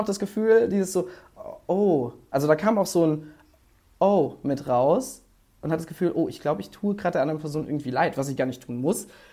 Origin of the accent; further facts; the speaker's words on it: Mainz, Rhineland-Palatinate, Germany; now in Cologne, Germany; ich bin in Mainz aufgewachsen, beziehungsweise in der Nähe davon